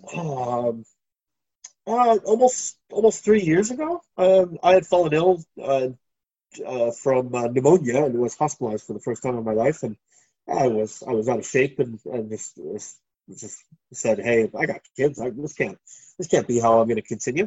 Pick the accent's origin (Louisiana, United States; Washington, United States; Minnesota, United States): Minnesota, United States; Minneapolis area; moved away as an adult; now in Phuket, Thailand; the only riots I've ever lived through in my hometown.